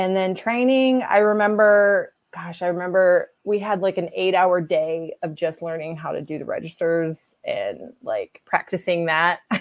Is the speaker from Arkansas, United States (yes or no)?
yes; Arkansas, United States; moved away; I was from Arkansas